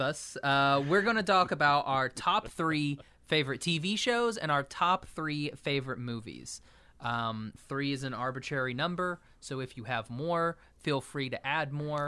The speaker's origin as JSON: {"language": "English", "region": "Oklahoma", "country": "United States", "tie": "born or raised there", "said": "my home state of Oklahoma"}